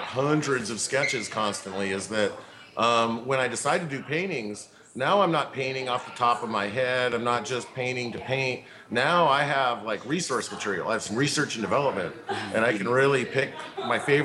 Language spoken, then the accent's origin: English; Tacoma, Washington, United States; I was raised in Tacoma